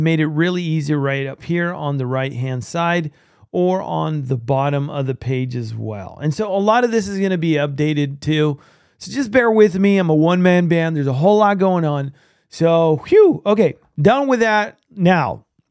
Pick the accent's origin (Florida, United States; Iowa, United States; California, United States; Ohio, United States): California, United States; I'm from California